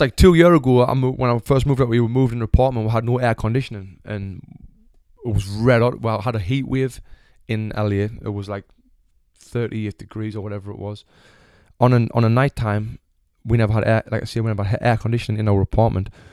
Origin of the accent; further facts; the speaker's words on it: Sunderland, North East England, United Kingdom; moved away as an adult; now in Los Angeles, United States; I was born in Sunderland, Royal Hospital. Lived there since forever until I was, like, twenty-six years old